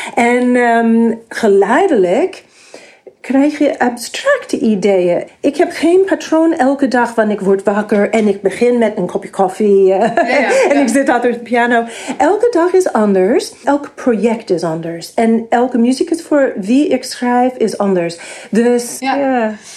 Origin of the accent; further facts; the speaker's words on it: New York, United States; Dutch is a second language; moved away as an adult; also born or lived in Massachusetts, United States; now in Netherlands; ik ben geboren in de Verenigde Staten en ik ben opgegroeid in New York